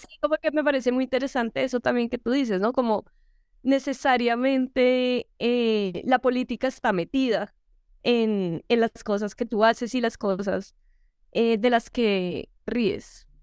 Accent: Colombia; accent: gomelo; somos los cachacos

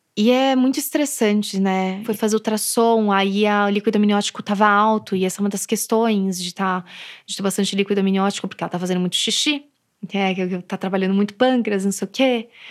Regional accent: São Paulo, Brazil; eu sou daqui de São Paulo

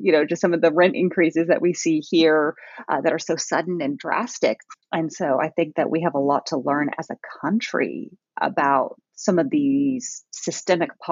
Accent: Allen, Texas, United States; born or raised there; also born or lived in Orlando, Florida, United States / Germany

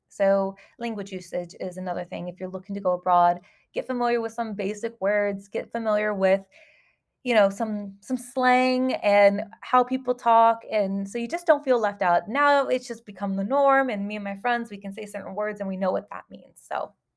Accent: Southern California, United States; moved away as an adult; now in Dubai, United Arab Emirates; I came from Southern California of the United States

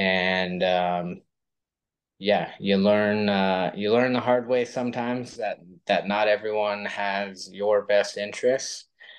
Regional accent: California, United States; moved away as an adult; also born or lived in Los Angeles, California; now in Austin, Texas, United States; I'm actually originally from California, born and raised for the most part in California, but raised in so many different parts, it's hard to just say one specific area. We lived in Northern California, way up in the woods for about probably 8 years of my life as a kid.

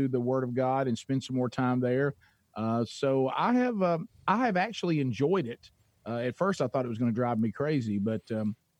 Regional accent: Oxford, Alabama, United States; I'm a C student from Calhoun County, Alabama

